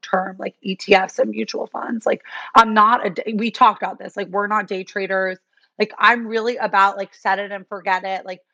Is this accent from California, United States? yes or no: no; New York City, New York, United States; grown up in New York